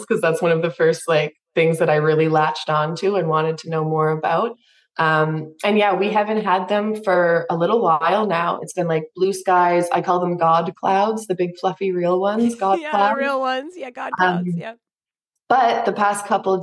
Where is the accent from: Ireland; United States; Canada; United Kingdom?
Canada; I'm from Canada